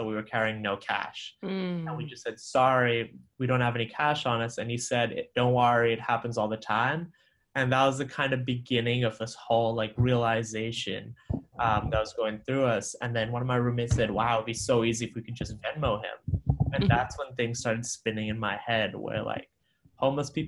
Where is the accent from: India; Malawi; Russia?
Malawi; moved away as an adult; also born or lived in Sri Lanka (ancestry); now in Boston, United States; So I grew up in Malawi. I'm originally Sri Lankan by blood, but I spent my first 18 years of life in Malawi, so a small African country